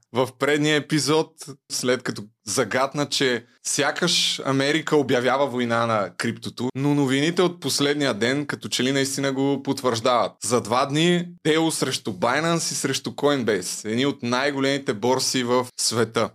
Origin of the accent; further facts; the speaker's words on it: Targovishte Province, Bulgaria; като един търговешки селенин